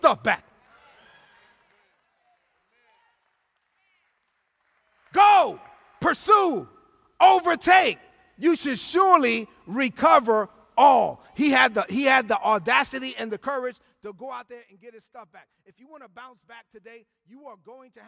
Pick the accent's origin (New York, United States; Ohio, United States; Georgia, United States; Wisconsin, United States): New York, United States; New York City; I'm from Brooklyn, because I'm from Brooklyn.